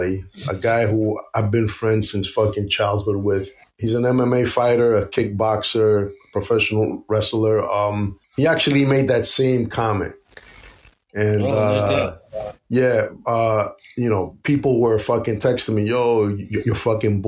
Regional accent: United States; I am an American of Puerto Rican and Greek descent

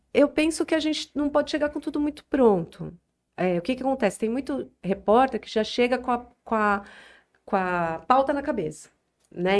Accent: São Paulo, Brazil; moved away as an adult; now in Jales, Brazil; Eu sou de São Paulo, uhum. sempre morei em São Paulo até uhum. um ano atrás. Então, eu nasci em São Paulo e sempre morei.

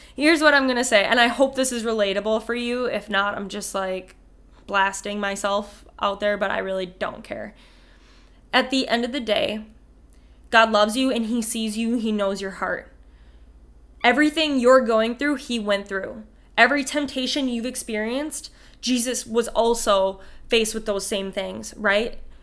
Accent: Ramsey, Minnesota, United States; from Ramsey, Minnesota

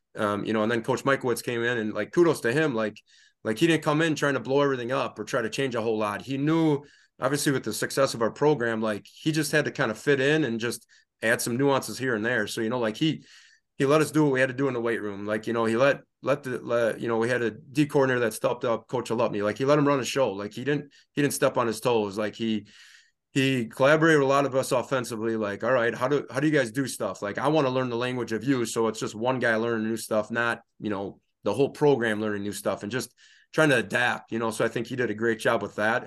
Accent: Reedsville, Wisconsin, United States; also born or lived in Stevens Point, Wisconsin / Oshkosh, Wisconsin; I grew up in Reedsville, Wisconsin, uh, Northeast Wisconsin, small town, thousand people, grew up on a dairy farm

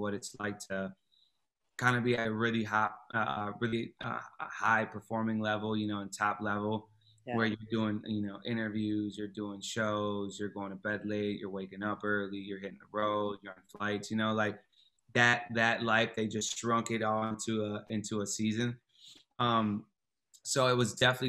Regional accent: Flushing, Michigan, United States; moved away as an adult; also born or lived in Pontiac, Michigan; now in Chicago, United States; we moved from Pontiac into to the Flint area, and that's kind of where I grew up and did, you know, middle school, high school

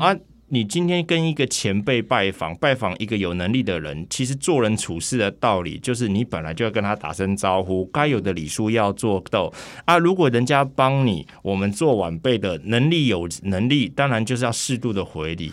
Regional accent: Taiwan

